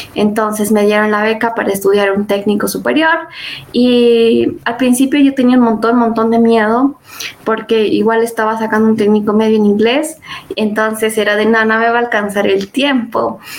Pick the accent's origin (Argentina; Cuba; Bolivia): Bolivia; first language Spanish; soy líder del GDSI en la Universidad Católica Uriana San Pablo, en Bolivia